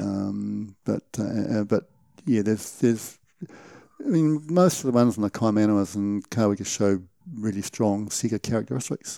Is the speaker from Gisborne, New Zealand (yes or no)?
yes; Gisborne, New Zealand; moved away as an adult; now in Taupo, New Zealand; I grew up in Gisborne, uh, hunting in the, in the Uawarris